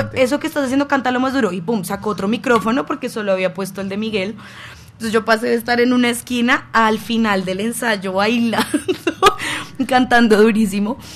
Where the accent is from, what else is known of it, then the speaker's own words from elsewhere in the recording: Bogotá, Colombia; siendo muy rola, sin familia caleña, familia pues de Bogotá